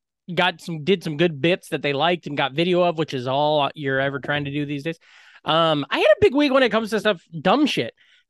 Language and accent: English; Iowa, United States; So then it's like a little bit of an opening and then it's like, hey, I'm from Iowa.